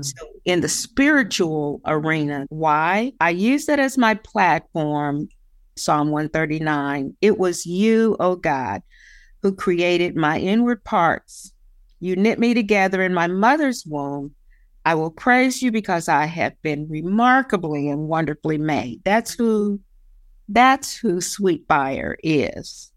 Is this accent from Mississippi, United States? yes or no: no; West Virginia, United States; moved away; Nobody wants to claim that they're from West Virginia